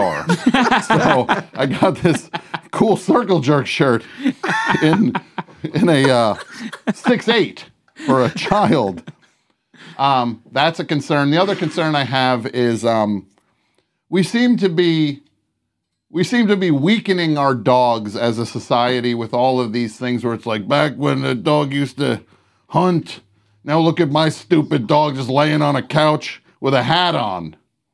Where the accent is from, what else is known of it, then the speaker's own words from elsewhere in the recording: New Jersey, United States; we got mountains in New Jersey